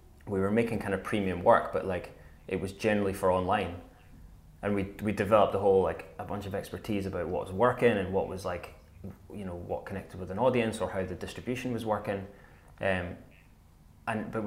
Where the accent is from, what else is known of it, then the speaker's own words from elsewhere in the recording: Scotland, United Kingdom; I love Scotland, though, so I'm always going to speak passionately about my home country